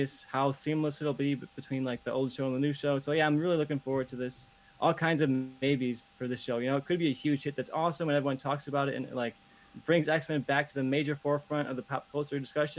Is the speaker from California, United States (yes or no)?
no; Chicago, Illinois, United States; I'm a Chicagoan